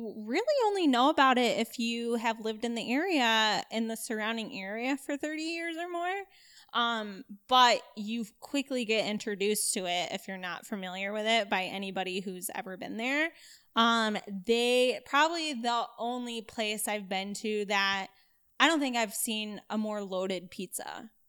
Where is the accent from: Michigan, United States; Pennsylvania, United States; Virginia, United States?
Michigan, United States; Battle Creek; So, I'm originally from Battle Creek. So, for those of you who don't know, Detroit is east side of the state. Battle Creek is west side of the state. I lived there my entire life until I went to college.